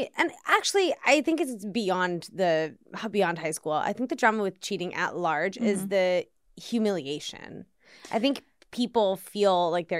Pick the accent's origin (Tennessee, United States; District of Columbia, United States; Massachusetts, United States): District of Columbia, United States; Washington; I grew up in D.C.